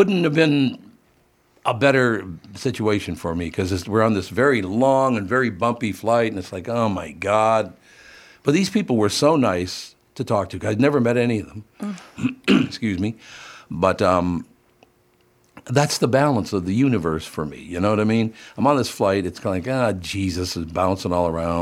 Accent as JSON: {"language": "English", "town": "Minneapolis", "region": "Minnesota", "country": "United States", "tie": "born or raised there", "also_born_or_lived": "Dayton, Minnesota", "said": "growing up in North Minneapolis"}